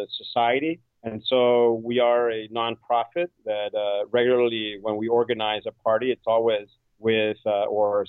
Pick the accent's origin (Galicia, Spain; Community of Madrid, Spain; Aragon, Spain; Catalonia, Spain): Catalonia, Spain; Barcelona; moved away as an adult; now in New York City, United States; I was born in Barcelona, and although my father is from upstate New York